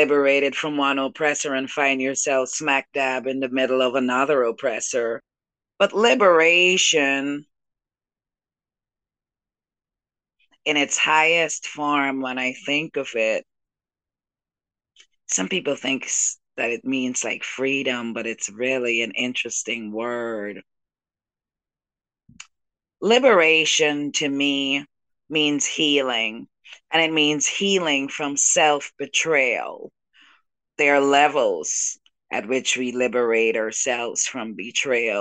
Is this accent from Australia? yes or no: no; Guyana; now in Brooklyn, United States; I was born in South America, so where I am from, and my people are the Juca people, the people of the Guianas